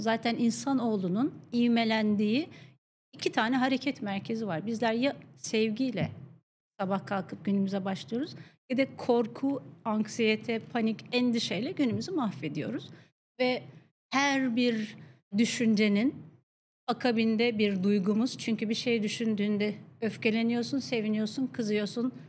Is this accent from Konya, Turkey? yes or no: yes; Akşehir, Konya, Turkey; moved away; mutlu çocukluğum dediğim Konya Akşehirli olmaya biraz da bağlı. Akşehir'de doğdum ben